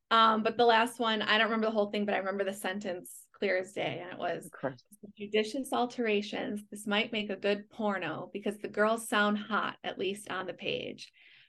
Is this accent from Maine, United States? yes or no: no; Chicago, Illinois, United States; And it's not because I'm from Chicago. I'm from a pretty practical family.